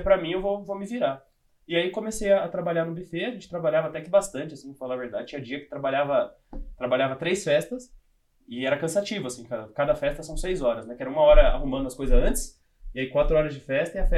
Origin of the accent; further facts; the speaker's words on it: Louveira, São Paulo, Brazil; Que eu sou do interior, eu sou do interior de São Paulo. Do cidade que eu, que eu era, é, chama Louveira